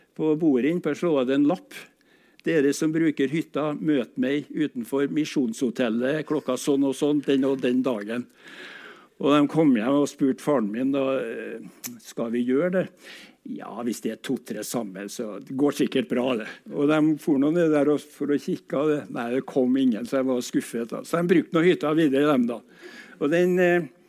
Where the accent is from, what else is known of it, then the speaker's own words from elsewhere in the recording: Trondheim, Trøndelag, Norway; jeg er født i Fagerlia. Og den gang var Fagerlia gård, og huset vårt ja, ca. 100 meter innafor den røde strek, altså i, den, i, i, det som var Bymarka den gangen